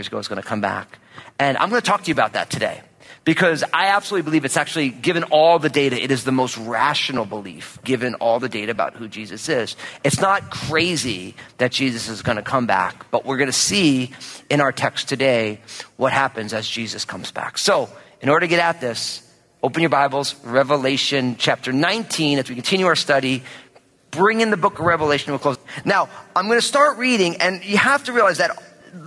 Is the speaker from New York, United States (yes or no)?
no; New Jersey, United States; I'm from New Jersey